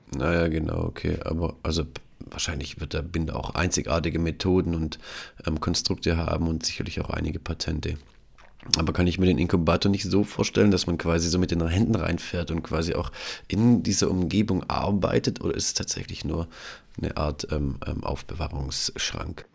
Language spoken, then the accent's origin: German; Tuttlingen, Baden-Württemberg, Germany; ich komme selbst auch aus der Medizintechnik, komme aus Tuttlingen.